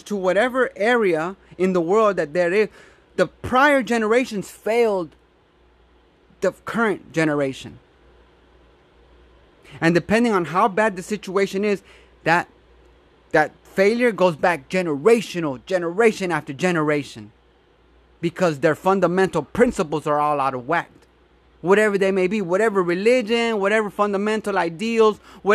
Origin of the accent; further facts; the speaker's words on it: United States; in America, it is in our DNA. We are cowboys